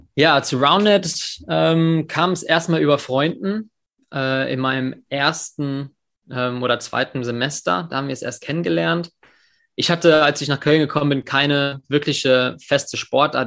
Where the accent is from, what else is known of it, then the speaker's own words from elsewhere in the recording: England, United Kingdom; now in Germany; ich bin in England in der Schule aufgewachsen